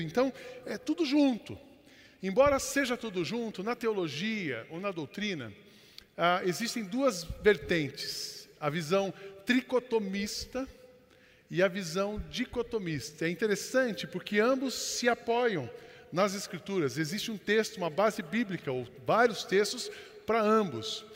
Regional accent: São José dos Campos, São Paulo, Brazil; Eu fui criado em São José dos Campos e os meus pais são da roça

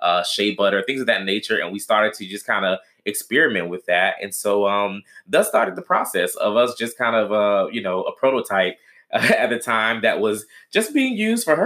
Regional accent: Florida, United States; also born or lived in Washington, D.C.; now in Dallas, United States; we come from a big family, from Florida originally, you know, lived in other cities like D.C. Now we're living in Dallas

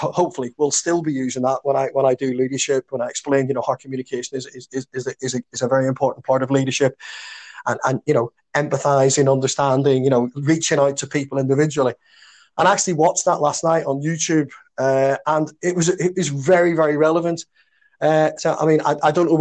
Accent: Belfast, Northern Ireland, United Kingdom; growing up in Belfast in the 60s and 70s

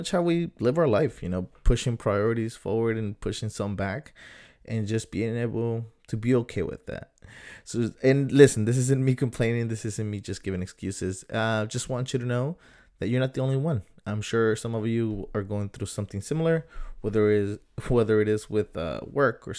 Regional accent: San Diego, California, United States; growing up in Southern San Diego

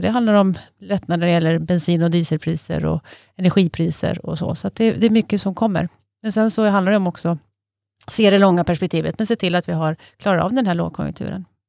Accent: near Leksand, Dalarna County, Sweden; Jag är uppvuxen nära Leksand, så jag är, i Dalarna i och för sig

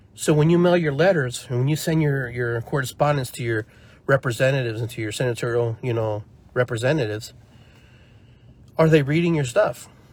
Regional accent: Peru; now in United States; I grew up poor, you know, and I grew up in in Peru, you know, for a part of my life, and then came here and had to acclimate

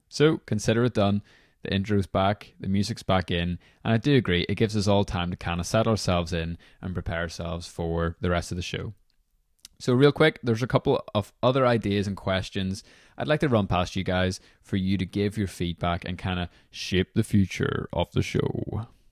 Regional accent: Belfast, Northern Ireland, United Kingdom; I'm from Belfast, Northern Ireland

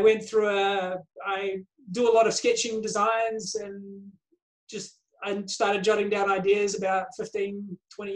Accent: out of Wellington, New Zealand; moved away as an adult; now in Australia; I grew up around New Zealand. I moved to Australia about 30 odd years ago. I grew up on farms and we moved around a bit.

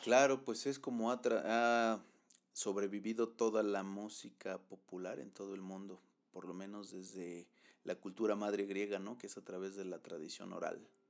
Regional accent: Mexico; soy mexicano y, mexicano voy a ser en, en, Baja California como en Chiapas

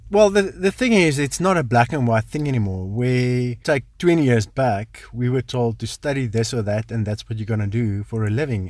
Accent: South Africa; also born or lived in Potchefstroom; I grew up in the Kalahari, um, studied in Poch

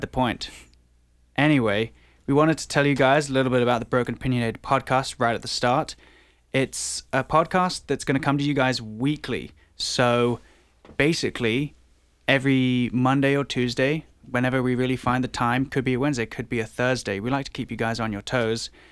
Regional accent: England, United Kingdom; now in Toronto, Canada; I was born in England

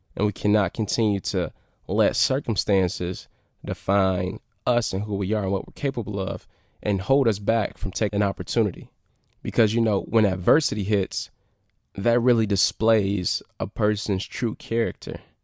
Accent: Detroit, Michigan, United States; I came from Detroit

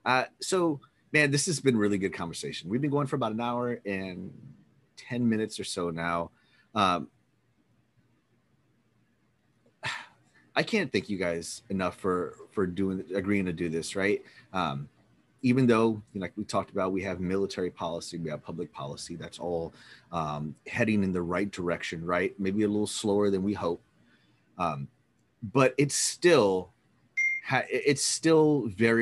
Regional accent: Texas, United States; I'm from Texas

